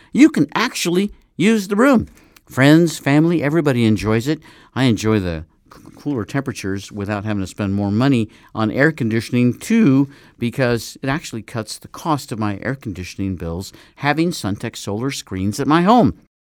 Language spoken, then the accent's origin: English; Nevada, United States; I was from Nevada